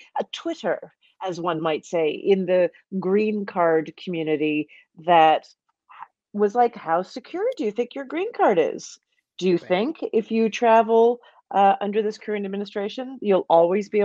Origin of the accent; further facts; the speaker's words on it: Calgary, Alberta, Canada; moved away as an adult; also born or lived in Toronto; now in New York, United States; I grew up in Calgary.